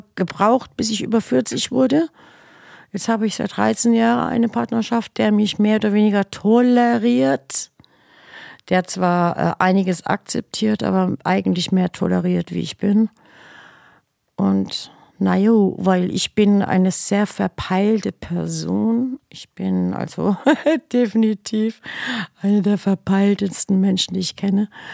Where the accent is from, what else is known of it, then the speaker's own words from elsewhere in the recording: Mannheim, Baden-Württemberg, Germany; geboren in Mannheim.